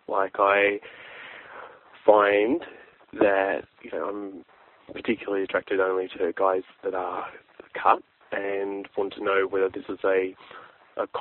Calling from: Brisbane, Queensland, Australia; I'm calling from Brisbane

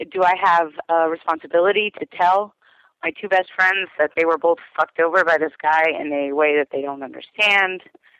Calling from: Denver, Colorado, United States; I'm calling from Denver

